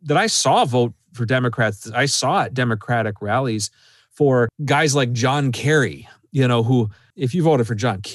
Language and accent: English; Mesabi Iron Range, Minnesota, United States; my home region, the Mesabi Iron Range